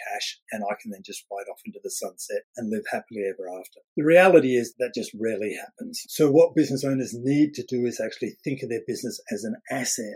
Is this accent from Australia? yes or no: yes; Australia; now in United Kingdom; I'm Australian